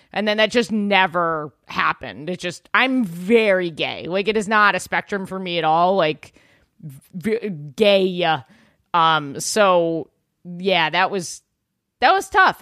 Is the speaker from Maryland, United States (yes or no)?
no; New York City, New York, United States; I grew up, like, in Yorkville